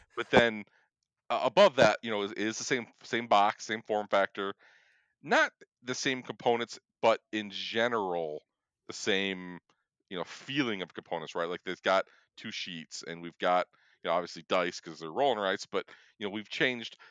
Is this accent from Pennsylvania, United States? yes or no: no; Michigan, United States; we're from Michigan both of us